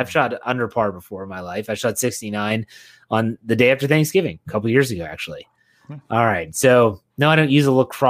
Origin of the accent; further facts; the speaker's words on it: Wheeling, West Virginia, United States; moved away; back in Wheeling, West Virginia, my hometown. I went home over Memorial Day weekend.